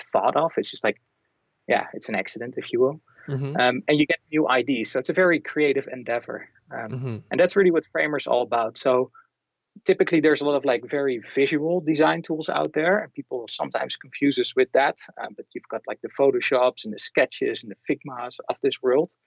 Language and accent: English; Netherlands; I'm from the Netherlands